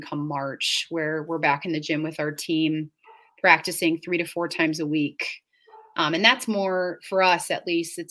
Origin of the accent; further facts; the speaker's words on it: suburbs of Chicago, Illinois, United States; now in Stevens Point, United States; I grew up in Illinois. I grew up in the suburbs of Chicago